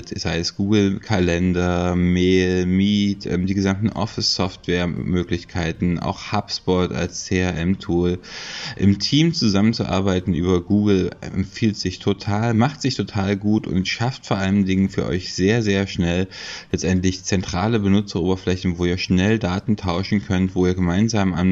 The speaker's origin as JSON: {"language": "German", "town": "Leipzig", "region": "Saxony", "country": "Germany", "said": "ich komme aus Leipzig."}